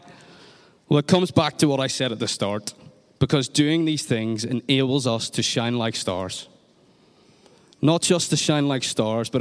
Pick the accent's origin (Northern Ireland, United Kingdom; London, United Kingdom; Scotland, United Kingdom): Northern Ireland, United Kingdom; in Northern Ireland, we talk about giving off